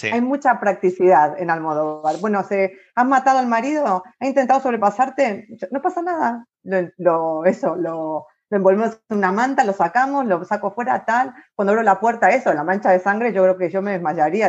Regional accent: Argentina; moved away as an adult; also born or lived in Ireland; now in Spain; cuando salí de Argentina me fui a Irlanda

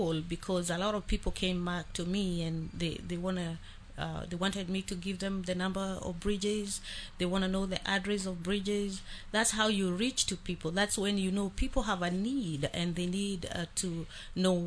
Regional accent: Kenya; moved away; I am from Kenya

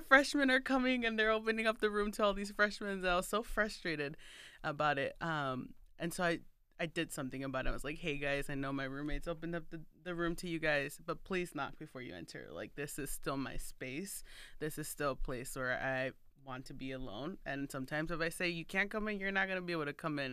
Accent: Chicago, Illinois, United States; growing up here in, like, in Chicago

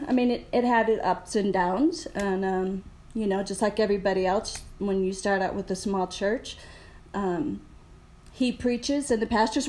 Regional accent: Wisconsin, United States; I was born in Wisconsin, so cold weather. And then my mom and dad decided to have 17 children. And I'm number 16 out of those 17.

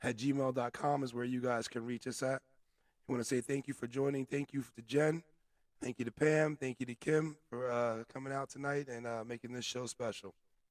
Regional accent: New Jersey, United States; accent: Jersey; I wonder if they can hear all the Jersey accents and mannerisms that we have.

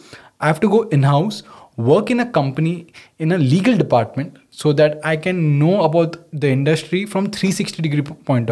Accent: Mumbai, Maharashtra, India; I'm a true Mumbaiker, born and brought up in Mumbai

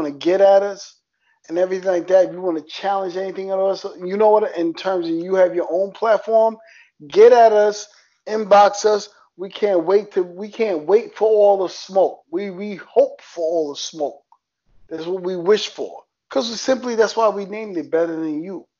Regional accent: New York City, New York, United States; accent: New York; as a New Yorker, if you can hear my accent, New York

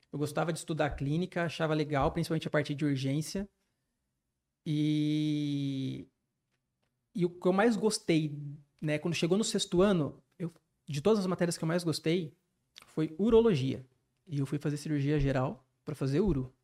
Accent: Campinas, São Paulo, Brazil; moved away as an adult; now in São José dos Campos, Brazil; minha cidade natal, de Campinas, dos meus familiares

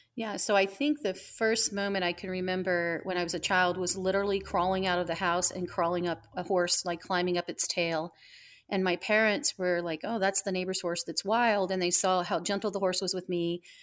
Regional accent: Southwest Missouri, United States; also born or lived in Miami; now in Ocala, United States; I was from Southwest Missouri

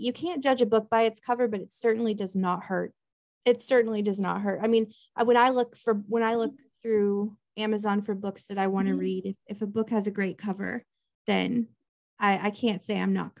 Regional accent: Midwest, United States; I love that because I'm from the Midwest.

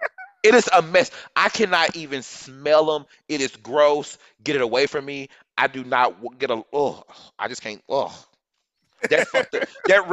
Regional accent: Dallas, Texas, United States; I'm from Dallas, Texas

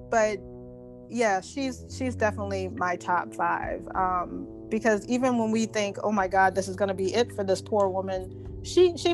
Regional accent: South Carolina, United States; Halloween 2018 was actually filmed in my home state

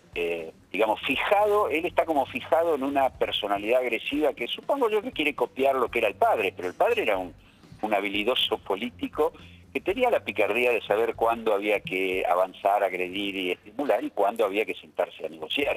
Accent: General Roca, Río Negro, Argentina; yo soy de General Roca, vivimos en la ciudad

